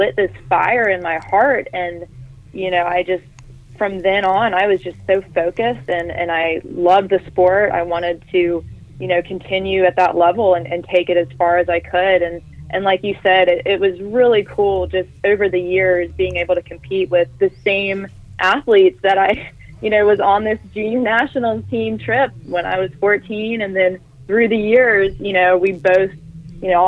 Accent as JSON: {"language": "English", "town": "Greenville", "region": "North Carolina", "country": "United States", "tie": "born or raised there", "said": "growing up in Greenville, you know, you're an hour and a half from Atlantic Beach"}